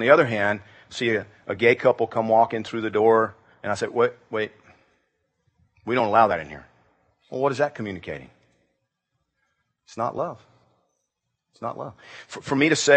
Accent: Georgia, United States; Growing up in Georgia

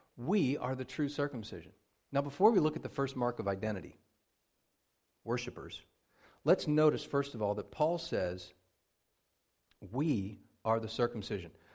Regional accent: Pennsylvania, United States; moved away; I grew up in Pennsylvania

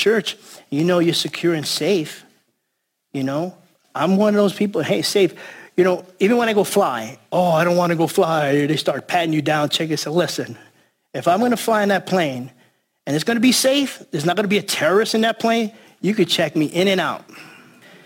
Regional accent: New York City, New York, United States; I'm from the Bronx

